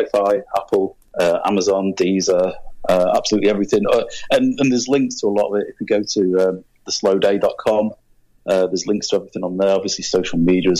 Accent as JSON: {"language": "English", "town": "Manchester", "region": "North West England", "country": "United Kingdom", "tie": "born or raised there", "said": "I grew up, you know, growing up in Manchester"}